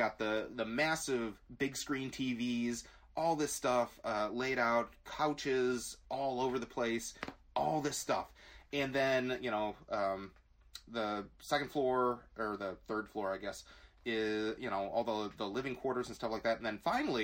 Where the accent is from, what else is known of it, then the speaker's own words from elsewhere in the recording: Glen Ellyn, Illinois, United States; we grew up in Glen Ellen